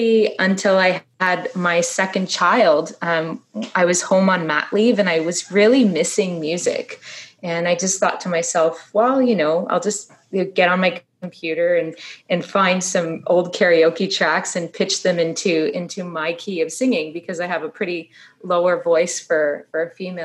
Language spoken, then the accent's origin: English; Ottawa, Ontario, Canada; Born and raised in Ottawa